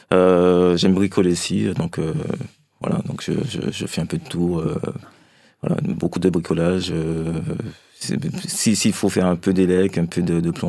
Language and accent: French; Fort-de-France, Martinique; now in France; J'ai grandi en Martinique, oui.